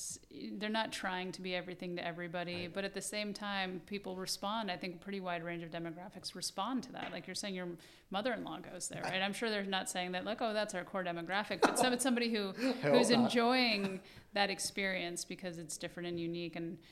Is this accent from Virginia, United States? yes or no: no; New York City, New York, United States; I think, yes, that's, and I'm a New Yorker, so I will say, yeah, absolutely.